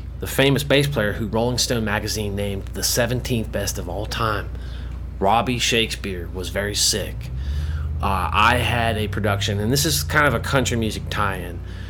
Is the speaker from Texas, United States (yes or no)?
no; Key West, Florida, United States; moved away; also born or lived in Tennessee / Berkeley, California / Humboldt County, California; I grew up in Key West, Florida